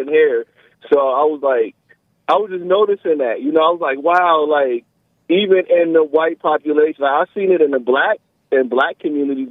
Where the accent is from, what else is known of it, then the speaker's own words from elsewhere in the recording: United States; I was born in America